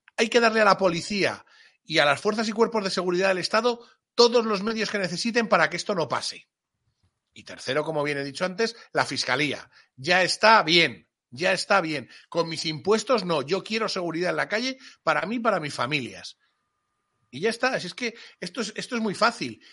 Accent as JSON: {"language": "Spanish", "country": "Spain", "said": "Y cuando digo mi pueblo, digo mi tierra, digo mi España."}